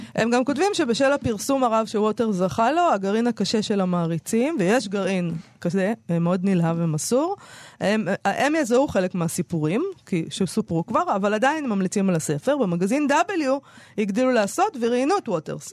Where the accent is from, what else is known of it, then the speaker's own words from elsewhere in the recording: Israel; כנערה בשנות ה-80 בישראל